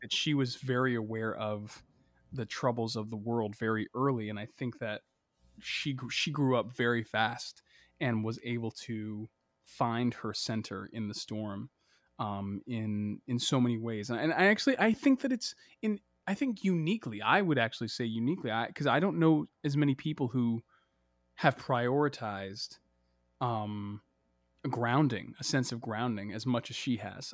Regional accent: Boston, Massachusetts, United States; my childhood growing up in Boston

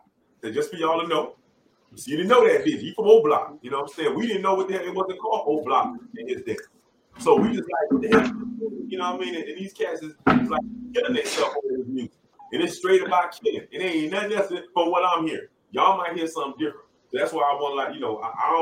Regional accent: Miami-Dade County, Florida, United States; born or raised there; moved away

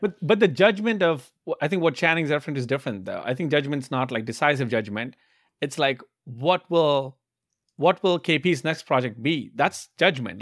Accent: India; moved away as an adult; now in United States; I grew up in India

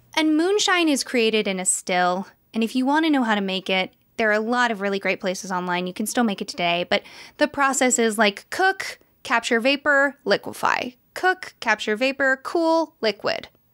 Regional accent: United States; which is very close to where we grew up

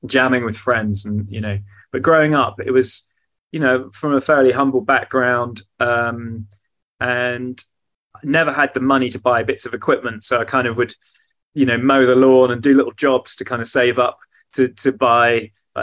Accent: South Hams, Devon, South West England, United Kingdom; also born or lived in Plymouth; so I was born in Devon in the southwest of England. Okay. In a city called Plymouth, and kind of grew up in the South Hams

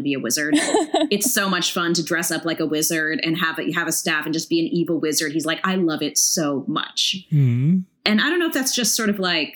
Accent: hometown on El Camino Real, California, United States; my hometown or you take the freeway through my hometown, you'll see one of the bells from, you know, El Camino Real

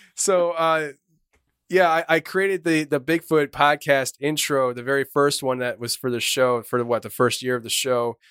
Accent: Shoemakersville, Pennsylvania, United States; we're from Shoemakersville, Pennsylvania, small little town

